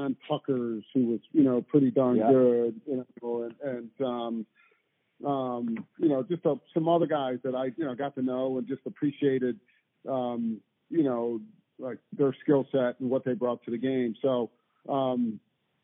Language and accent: English; near Hobart and Cornell, New York, United States; I grew up like an hour or so south of Hobart. I grew up probably 35, 40 minutes from Cornell